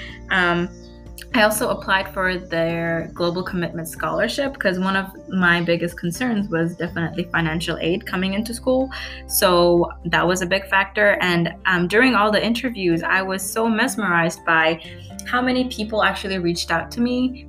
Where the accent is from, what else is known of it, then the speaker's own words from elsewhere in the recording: Vietnam; also born or lived in Kuala Lumpur, Malaysia; So I come from a big city called Kuala Lumpur in Malaysia. My parents are from Bangladesh. I grew up in Vietnam, and because of my dad's job, we ended up in Malaysia.